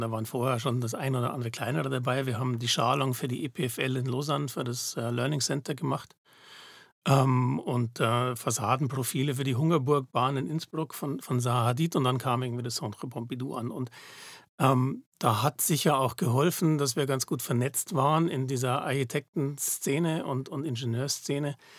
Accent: Munich, Bavaria, Germany; moved away as an adult; now in Zurich, Switzerland; ich komme aus München ursprünglich, das hört man vielleicht

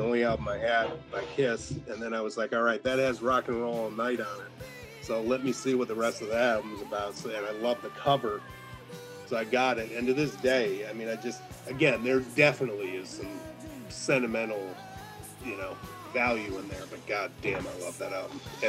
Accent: Briarcliff Manor, New York, United States; moved away; I lived in Briarcliff for 10 years, which is a neighboring town of Tarrytown.

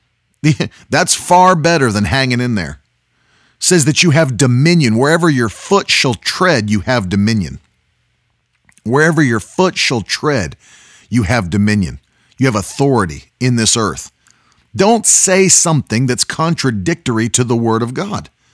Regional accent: West Virginia, United States; I grew up in West Virginia

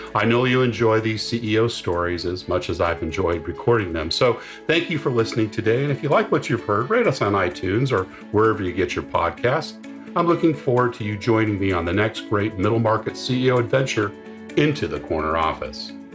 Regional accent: West Coast, United States; I grew up on the West Coast

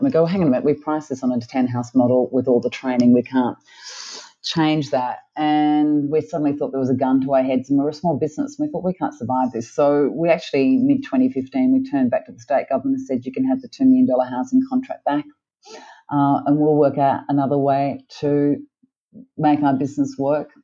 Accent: Australia; moved away as an adult; also born or lived in Melbourne, Australia / Sydney, Australia; now in Cairns, Australia; I had a pretty privileged life growing up in Melbourne and Sydney

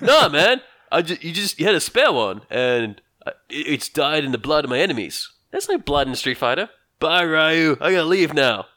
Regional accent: Australia; I'm Australian.

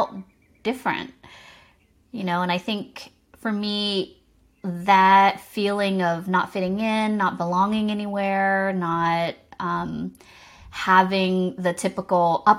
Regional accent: Savannah, Georgia, United States; accent: Southern; I was born and raised in Savannah, Georgia, and my parents were immigrants

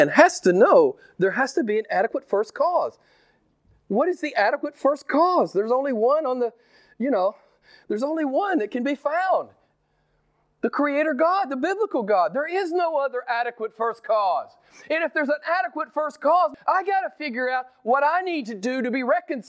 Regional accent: United States; I'm an American

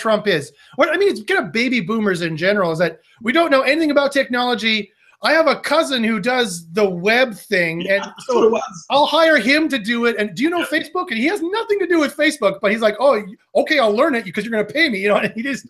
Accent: Canada; I'm Canadian

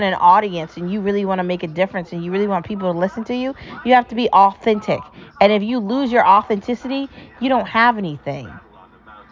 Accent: United States; I'm American

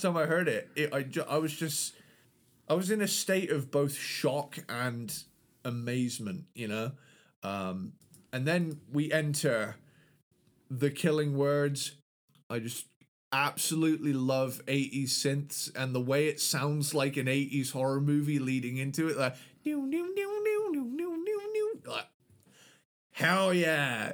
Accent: United Kingdom; London is my home country's capital city

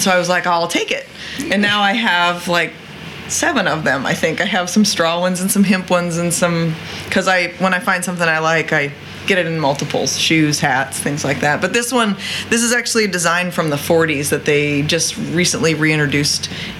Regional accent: Parke County, West Central Indiana, United States; I grew up in Park County. So if people are familiar with Turkey Run State Park, so I'm still a Hoosier. I just grew up in West Central Indiana

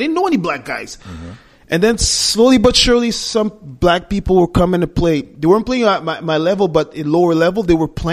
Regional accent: Montreal, Quebec, Canada; We were born and raised in Montreal, the majority of us

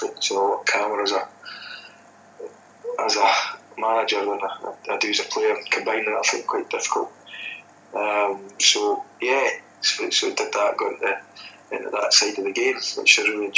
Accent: Aberfeldy, Scotland, United Kingdom; moved away as an adult; also born or lived in Netherlands; I was playing for the last sort of year or so at my hometown team at Breadalbum, and I just bought that my first pub back in Aberfeldy

